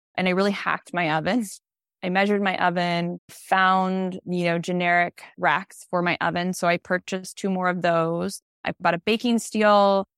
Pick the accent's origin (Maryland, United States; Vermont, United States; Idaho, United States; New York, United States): Idaho, United States; Boise; moved away as an adult; also born or lived in Switzerland; now in Des Moines, United States; Boise, where I grew up